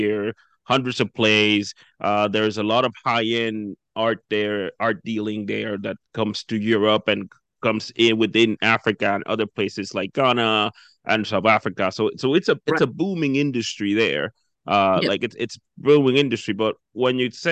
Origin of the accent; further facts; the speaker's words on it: Dominican Republic; now in New Brunswick, Canada; I'm originally from the Dominican Republic